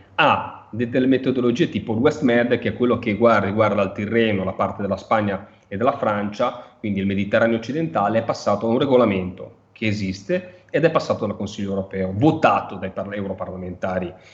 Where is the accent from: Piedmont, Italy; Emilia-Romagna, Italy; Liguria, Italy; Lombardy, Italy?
Liguria, Italy; da Ligure mi, mi interessa